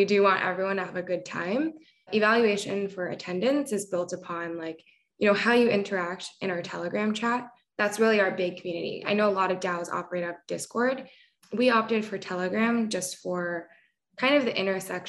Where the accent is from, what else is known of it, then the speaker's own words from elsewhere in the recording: Bay Area, California, United States; moved away as an adult; now in New York, United States; I grew up in California, Bay Area. I moved to New York, I think exactly like 12 months ago.